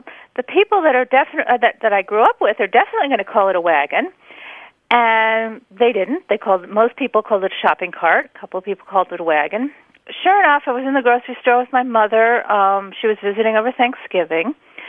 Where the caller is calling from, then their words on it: Lexington, Massachusetts, United States; I'm calling from Lexington, Massachusetts.